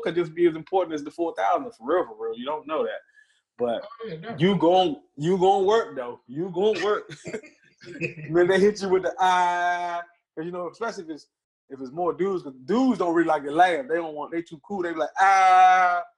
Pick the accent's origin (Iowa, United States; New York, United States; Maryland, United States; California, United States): Maryland, United States; Seat Pleasant; I'm from C Pleasant